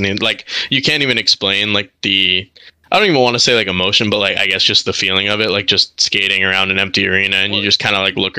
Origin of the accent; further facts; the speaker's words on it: Montreal, Quebec, Canada; My mom was Canadian, so was my dad. But so my mom and I, being Canadian, had to come back.